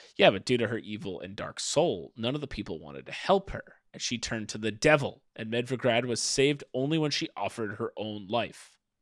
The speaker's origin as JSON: {"language": "English", "country": "United States", "tie": "born or raised there", "said": "I grew up in America"}